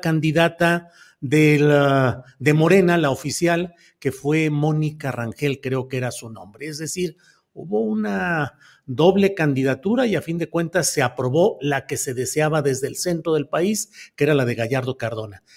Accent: Coahuila, Mexico; moved away; also born or lived in San Luis Potosí; yo nací en Coahuila, pero mi credencial está en San Luis Potosí. Y ahí viví

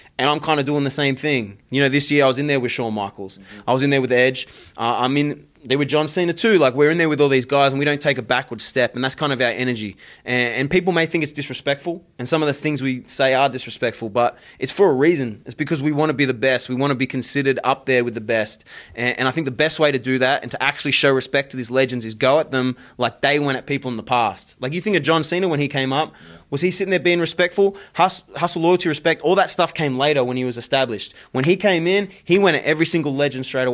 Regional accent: Australia; moved away; my home country, in Australia

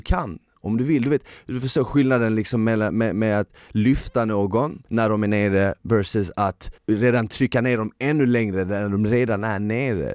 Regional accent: Malmö, Skåne, Sweden; jag växte upp i Malmö i delar som var liksom lite sjaskiga

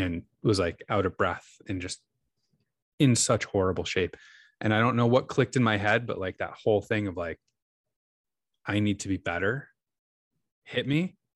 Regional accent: New York, United States; moved away as an adult; now in Seattle, United States; I grew up in New York, but, uh, my wife and I moved to Seattle, uh, geez, t, twelve years ago almost

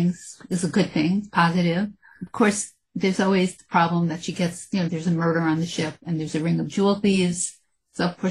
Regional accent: New York City, New York, United States; I grew up in the Bronx

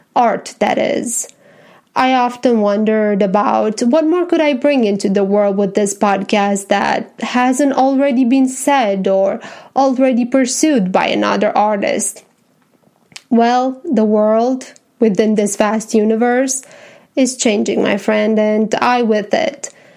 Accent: Romania; English is a second language; now in Tennessee, United States; I was born and raised in Romania and that now I am a happy American citizen living in Tennessee

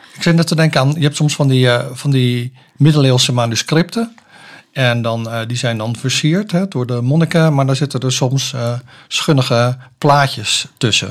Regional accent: Soest, Utrecht, Netherlands; moved away as an adult; now in Zeist, Netherlands; ik ben opgegroeid in Soest

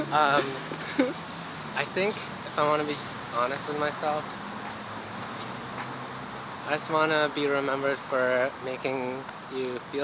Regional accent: Rockville, Maryland, United States; also born or lived in Silver Spring, Maryland; growing up in Rockville and Silver Spring before

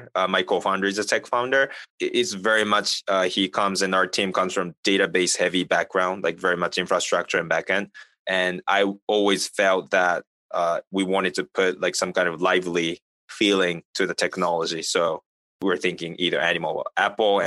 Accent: Japan; now in United States; I'm not from the United States. Like, you know, I'm originally from Japan and the working in the US

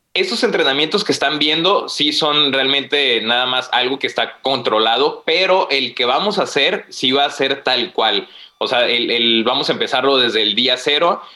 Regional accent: Guanajuato, Mexico; now in Tijuana, Mexico; Soy de Guanajuato, pero vivo en Tijuana.

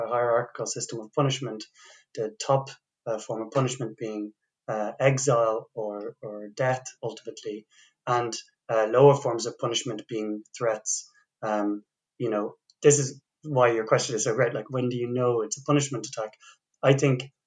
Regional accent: Dublin, Leinster, Ireland; So I'm from the Republic of Ireland, I'm from Dublin

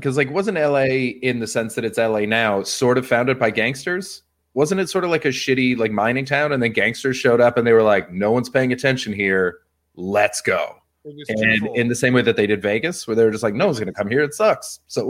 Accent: Vancouver, British Columbia, Canada; because I'm from Vancouver.

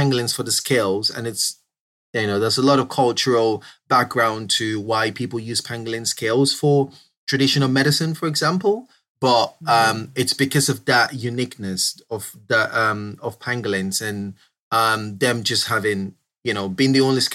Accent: Southeast Nigeria, Nigeria; moved away as an adult; now in United Kingdom; I grew up in Southeast Nigeria and I only moved to the UK a couple of years ago.

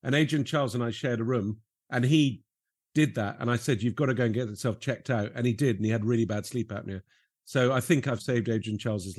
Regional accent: Lebanon; And I grew up in Lebanon, where comedy was not really big on the agenda, and people I used to really admire were like travel writers.

